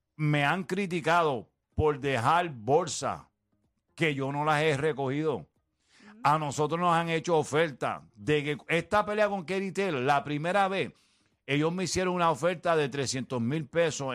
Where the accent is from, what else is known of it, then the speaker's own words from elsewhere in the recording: Puerto Rico; como somos puertorriqueños